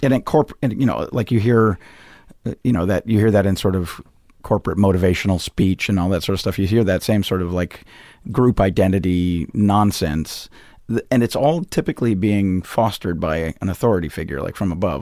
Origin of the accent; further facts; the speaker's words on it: Missoula, Montana, United States; moved away as an adult; now in Chicago, United States; I did my principal growing up in Missoula, Montana